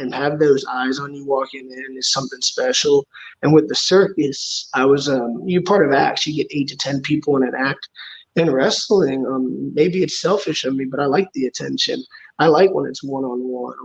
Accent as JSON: {"language": "English", "town": "Houston", "region": "Texas", "country": "United States", "said": "I'm from Houston, Texas."}